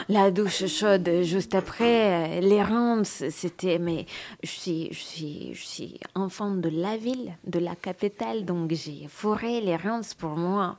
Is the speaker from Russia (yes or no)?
yes; Russia; accent: Russian; French is a second language; Je suis russe, je parle avec un accent